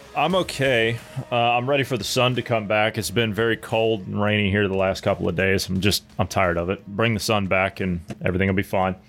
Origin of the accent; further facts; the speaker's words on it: Ohio, United States; moved away; The state of Ohio, where I'm from